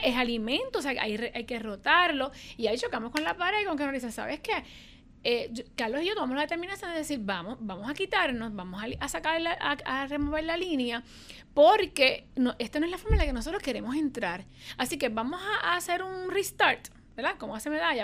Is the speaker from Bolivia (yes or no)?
no; Puerto Rico; los puertorriqueños somos así